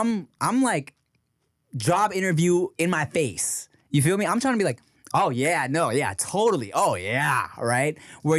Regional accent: Philippines; Yeah. I'm Filipino like, dude, gay?

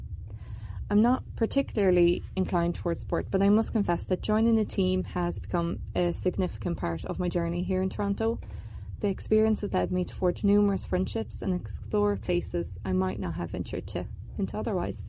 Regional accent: Ireland; now in Canada; my own experiences growing up in Ireland where winter sports were limited

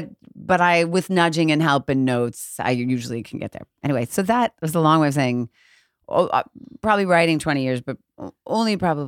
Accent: Chicago, Illinois, United States; So Chicago, or outside of Chicago.

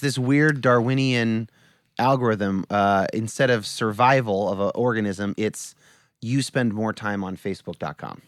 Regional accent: California, United States; I was born in 1983 in California

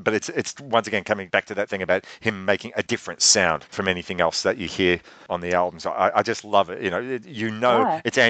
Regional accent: Australia

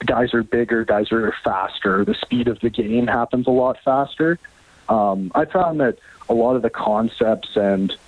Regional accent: Canada; coming in as a Canadian, and especially as a Canadian running back

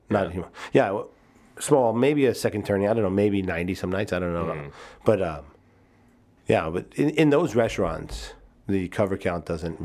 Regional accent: New York, United States; moved away as an adult; now in Chicago, United States; I was from New York

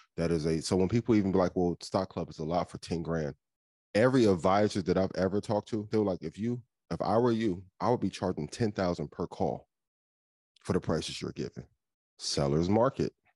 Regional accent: Indiana, United States; I'm from Indiana.

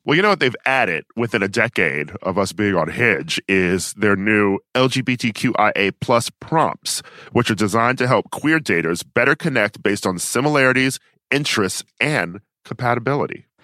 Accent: Milwaukee, Wisconsin, United States; I'm from Milwaukee, uh, and we had Summer Fest there

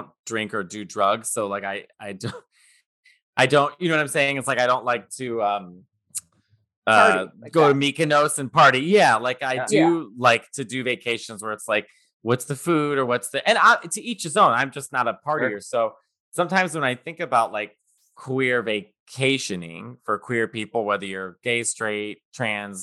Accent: Chicago, Illinois, United States; also born or lived in Manhattan; now in New York City, United States; I'm from Chicago

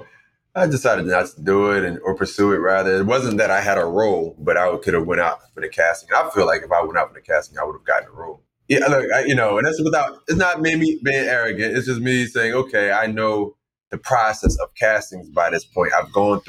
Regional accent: Philadelphia, Pennsylvania, United States; growing up in North Philly

